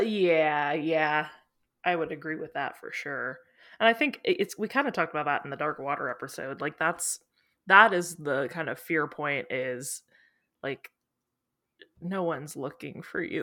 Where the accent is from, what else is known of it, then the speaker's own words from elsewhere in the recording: Missouri, United States; I'm from Missouri. Missouri, uh, I don't know if other states are like this, but caves are, like, a big deal here.